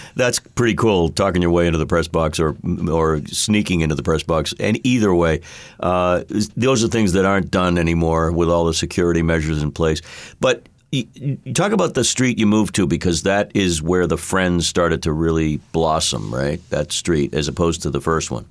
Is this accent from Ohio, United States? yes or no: no; Boston, Massachusetts, United States; I was, I was homegrown from Boston